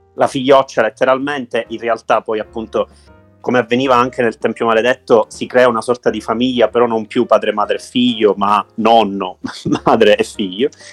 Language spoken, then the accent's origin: Italian; Sicily, Italy; da siciliano